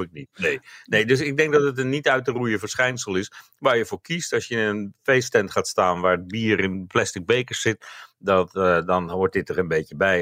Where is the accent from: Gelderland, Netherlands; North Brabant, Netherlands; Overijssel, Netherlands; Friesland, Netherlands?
North Brabant, Netherlands; ik kom uit Brabant net als jij